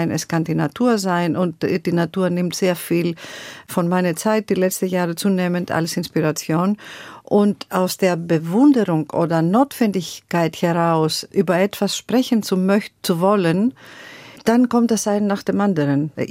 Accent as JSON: {"language": "German", "country": "Greece", "tie": "born or raised there", "said": "wir sind so aufgewachsen in Griechenland. Wir wachsen so mit dem Rhythmus und Melodie"}